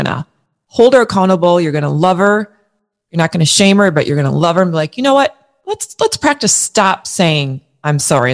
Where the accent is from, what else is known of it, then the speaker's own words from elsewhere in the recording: Minnesota, United States; also born or lived in New York; I live in St. Paul, Minnesota. I grew up in Minnesota.